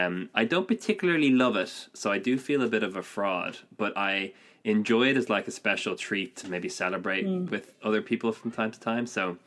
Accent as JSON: {"language": "English", "country": "Ireland"}